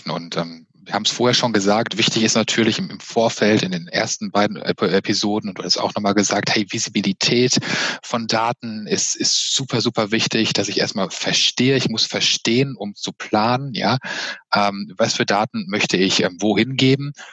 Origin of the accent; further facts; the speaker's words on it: Witten, North Rhine-Westphalia, Germany; born there; Äh, nein, tatsächlich in Witten. Bei Dortmund, also auch bei Dortmund.